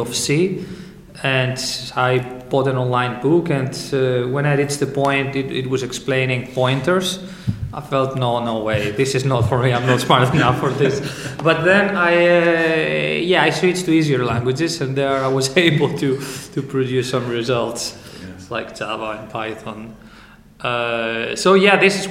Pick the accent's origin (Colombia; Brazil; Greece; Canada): Greece; moved away as an adult; also born or lived in Southampton, United Kingdom; now in United Kingdom; I came from Greece and I came to UK in order to study